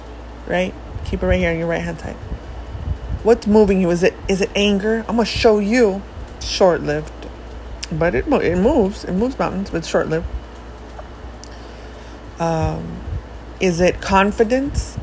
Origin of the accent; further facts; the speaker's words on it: United States; also born or lived in Mexico; I love the US.